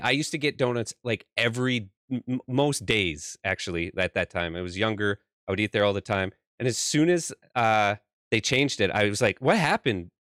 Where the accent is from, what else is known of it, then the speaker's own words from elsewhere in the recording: Canada; I'm from Canada